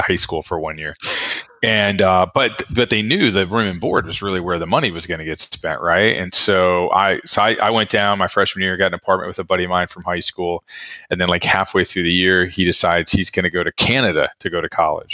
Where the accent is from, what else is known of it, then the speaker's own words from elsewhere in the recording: Austin, Texas, United States; moved away as an adult; also born or lived in Ohio; now in New Orleans, United States; I actually was born up in Ohio, but I my formative years were all spent growing up in Austin